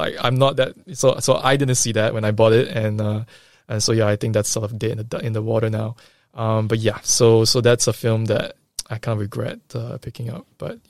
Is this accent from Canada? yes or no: no; Singapore; You know, I mentioned sometime earlier that I'm Singaporean Chinese.